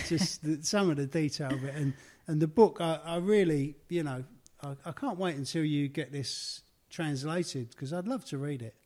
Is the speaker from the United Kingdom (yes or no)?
yes; London, United Kingdom; accent: Cockney; my life growing up in the East End of London.